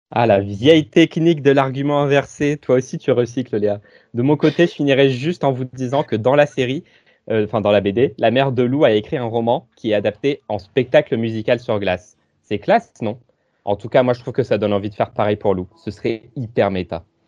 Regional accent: Rochefort, Nouvelle-Aquitaine, France; je viens de près de Rochefort, Place Colbert, Pont Transborder

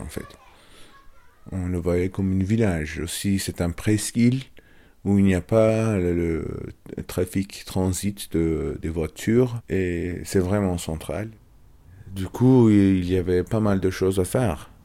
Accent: Istanbul, Turkey; French is a second language; moved away; Je suis Istanbuliot, je suis né à Istanbul. Mon enfance à Istanbul

